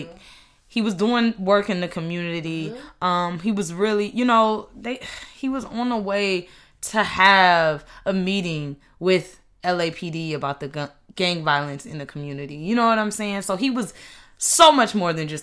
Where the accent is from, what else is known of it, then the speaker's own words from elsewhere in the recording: Inglewood, California, United States; moved away as an adult; also born or lived in Las Vegas; now in New York, United States; I grew up in Inglewood